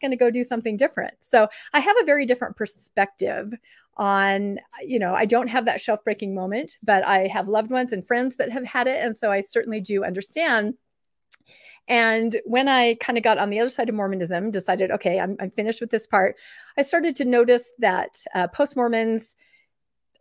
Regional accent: Eastern Washington, United States; I grew up in Eastern Washington

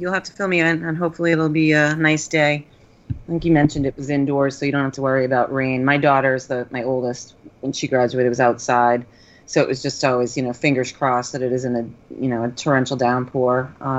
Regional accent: Northeast, United States; I grew up in the Northeast

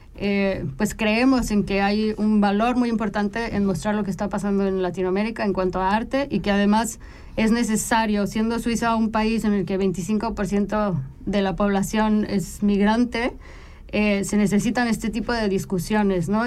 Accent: Mexico; moved away as an adult; now in Switzerland; yo soy mexicana. Eh, nací, nací en México, crecí en México

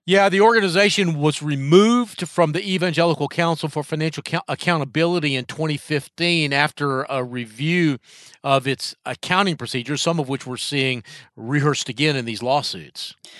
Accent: North Carolina, United States; my home state of North Carolina

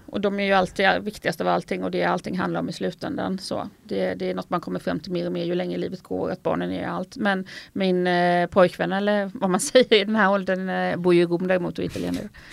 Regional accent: Falkenberg, Halland County, Sweden; also born or lived in Stockholm; now in Italy; är uppvuxen i Falkenberg, man har haft Stockholm som bas

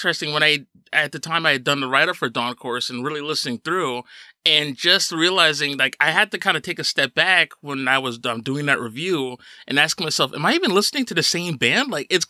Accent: Paterson, New Jersey, United States; moved away as an adult; also born or lived in Bloomfield, New Jersey / Montclair, New Jersey; now in Long Island, United States; I grew up in Patterson.

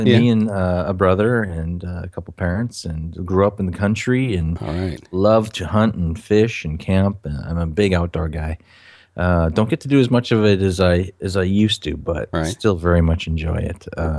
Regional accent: Minnesota, United States; Originally from Minnesota.

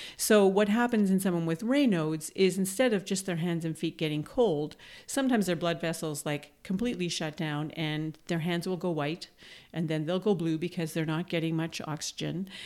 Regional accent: Manitoba, Canada; moved away as an adult; now in Toronto, Canada; growing up in Manitoba, where winters are cold but very sunny

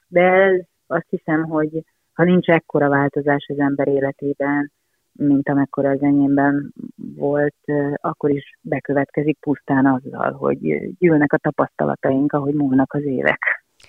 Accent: Hungary; also born or lived in Budapest; mi itt élünk Magyarországon

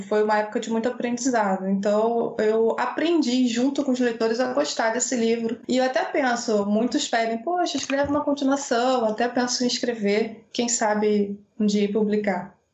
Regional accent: Maricá, Rio de Janeiro, Brazil; E eu sou do Rio de Janeiro, de Maricá, ou seja, eu moro assim no interiorzão, praia.

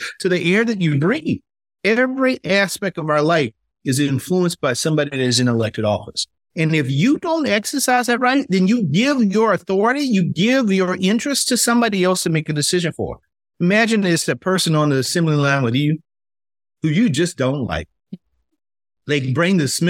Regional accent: South Carolina, United States; as an African-American growing up in South Carolina

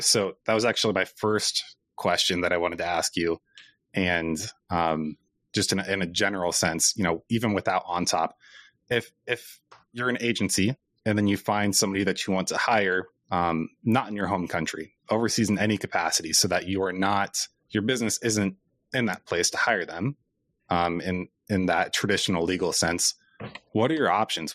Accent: Cedar Falls, Iowa, United States; we're both from Cedar Falls

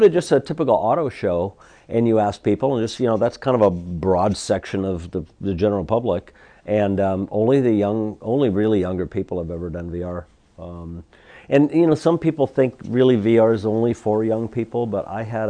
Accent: Seattle, Washington, United States; I grew up in Seattle

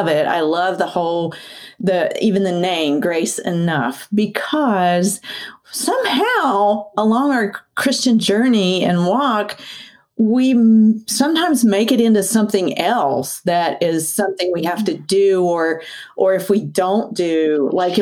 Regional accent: West Virginia, United States; also born or lived in St. Petersburg, Florida; I'm from originally West Virginia and I am in West Virginia right now, but my husband and I split time between West Virginia and St. Pete, Florida

